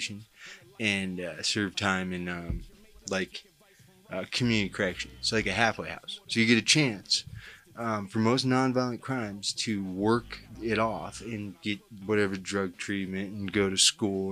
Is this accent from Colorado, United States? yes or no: yes; Denver, Colorado, United States; I'm a writer from Denver, Colorado, who's done a little prison time